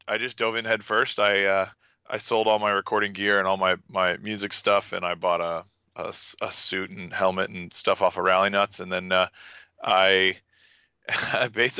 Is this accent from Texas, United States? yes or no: yes; Austin, Texas, United States; accent: Texas; also born or lived in Dale, Texas; I grew up here in Austin. I guess technically I live in Dale now, but I grew up in Austin